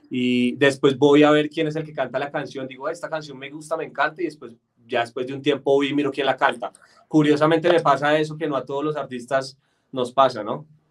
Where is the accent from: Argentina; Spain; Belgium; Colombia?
Colombia; Bogotá; accent: paisa; yo soy de aquí de Bogotá, pero toda mi familia es paisa